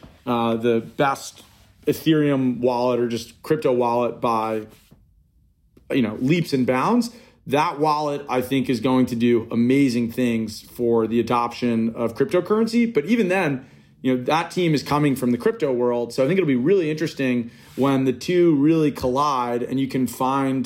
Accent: New York, United States; I grew up in New York

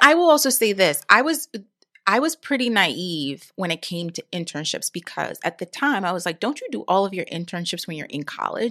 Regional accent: New York, United States; I'm from New York

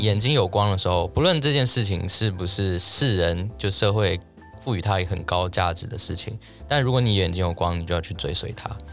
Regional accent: Taiwan; 我个人作为一个台湾人

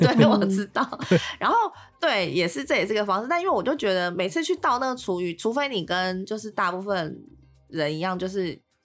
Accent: Tainan, Taiwan; moved away as an adult; now in Taipei, Taiwan; 因为我台南人嘛

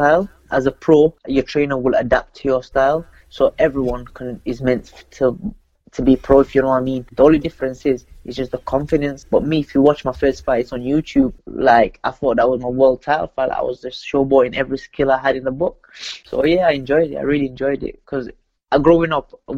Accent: Sheffield, Yorkshire and the Humber, United Kingdom; I come from Pittsmoor in Sheffield, and that was just the life we live kind of thing there.

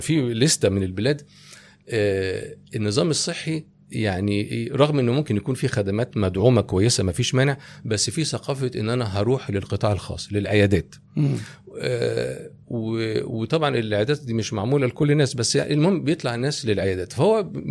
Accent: Egypt; انا صغير انا كنت كبرت في مصر

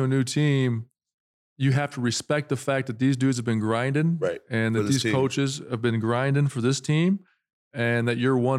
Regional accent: South Dakota, United States; I'm from South Dakota

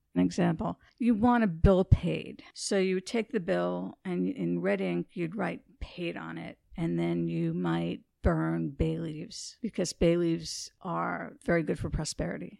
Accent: New York City, New York, United States; I grew up in New York City

